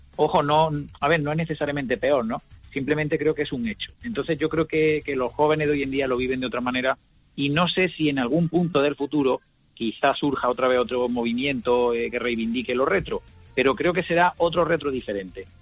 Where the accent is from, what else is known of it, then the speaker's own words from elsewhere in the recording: Córdoba, Andalusia, Spain; yo soy de Córdoba